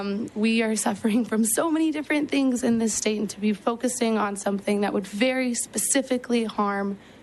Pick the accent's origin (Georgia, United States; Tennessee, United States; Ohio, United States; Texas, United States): Texas, United States; As a Texan